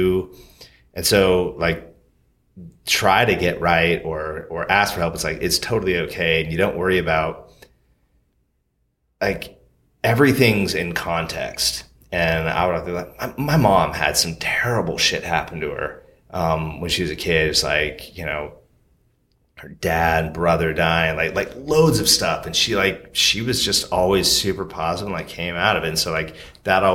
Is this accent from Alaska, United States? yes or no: yes; Alaska, United States; moved away; also born or lived in Portland; I'm from Alaska. Like, we don't go to therapists